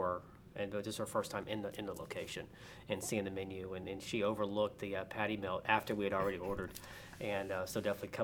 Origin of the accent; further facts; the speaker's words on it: Fayetteville, North Carolina, United States; I grew up in Fayetteville, North Carolina.